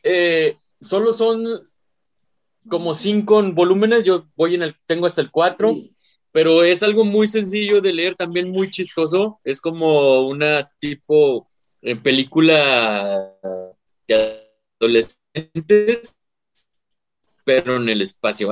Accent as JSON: {"language": "Spanish", "country": "Mexico", "said": "aquí en mi país"}